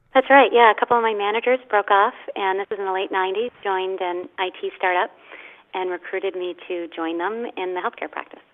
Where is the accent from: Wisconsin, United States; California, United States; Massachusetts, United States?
Massachusetts, United States; Boston; I was from the Boston area, where Irish pride was just you know sort of in our blood.